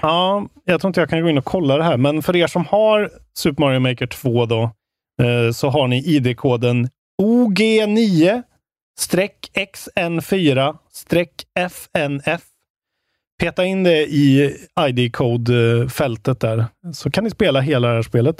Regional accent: Värmland, Sweden; moved away; jag var hemma i Värmland i helgen

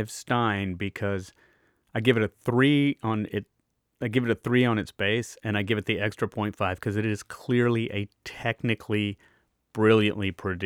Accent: Deep South, United States; I grew up in the Deep South. And until I moved to Austin, Texas, in the 1980s, I had never had any beer that wasn't Bud or Miller or Pabst.

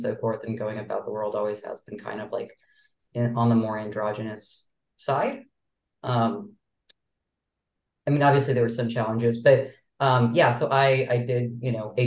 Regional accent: Chicago, Illinois, United States; now in Boston, United States; I grew up in Chicago and like the Wrigleyville area, Boys Town area

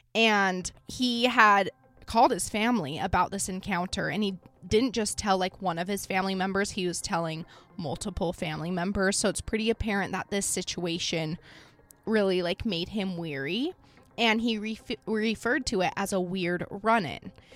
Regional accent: Idaho, United States; I'm from Idaho

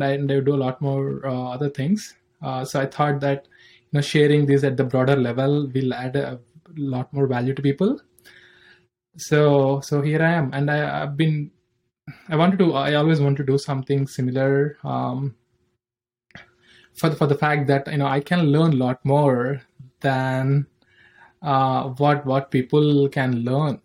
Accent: Andhra Pradesh, India; moved away; also born or lived in Hyderabad, Telangana / United States; I'm from India. I'm born in a village in the Andhra Pradesh.

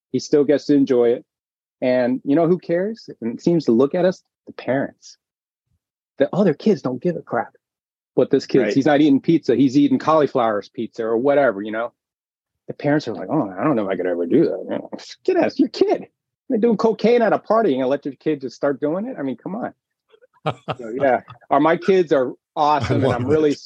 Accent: Miami, Florida, United States; moved away; I grew up in Miami, big house, big dreams, you know, South Beach

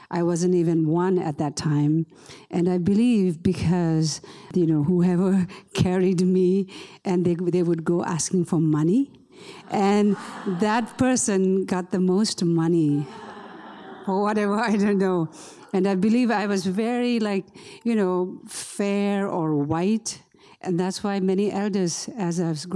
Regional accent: India; moved away; growing up in the Tibetan refugee camps in India

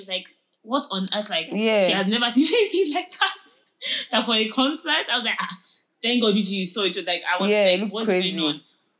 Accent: Nigeria; I'm only speaking for Nigerians because I'm a Nigerian.

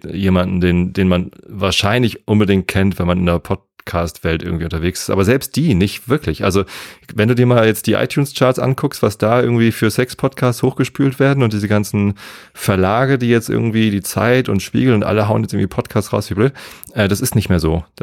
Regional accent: Germany; also born or lived in Hamburg; Und ich bin in Hamburg geboren. Ich bin südlich von Hamburg aufgewachsen und habe dann in Hamburg studiert und jetzt wohne ich wieder südlich von Hamburg. Also ich bin ein absolutes Landei, der totale normalo Spießer-Typ, äh, wohnt hier auf dem Dorf im Speckgürtel von der Stadt

